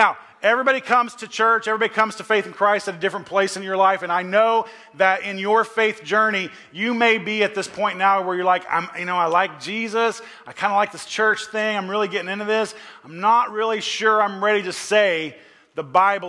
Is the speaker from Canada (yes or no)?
no; Oklahoma, United States; moved away; I grew up back in Oklahoma and all my family is out there